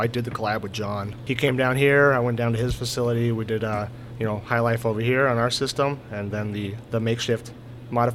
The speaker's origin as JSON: {"language": "English", "region": "California", "country": "United States", "tie": "born or raised there", "also_born_or_lived": "Texas", "moved": "as an adult", "lives_now": "Milwaukee, United States", "said": "originally California. So homegrown"}